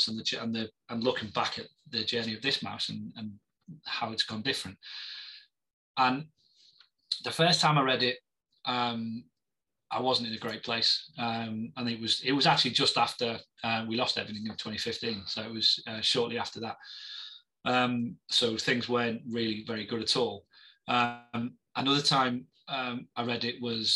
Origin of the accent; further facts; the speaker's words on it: Liverpool, North West England, United Kingdom; I'm a Scouser